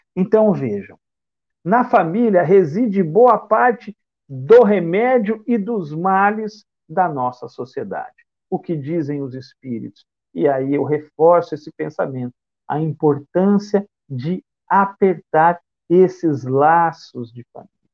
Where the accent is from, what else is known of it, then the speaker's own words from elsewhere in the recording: Bauru, São Paulo, Brazil; now in Salvador, Brazil; eu resido em Salvador, mas eu sou do interior do estado de São Paulo, da cidade de Bauru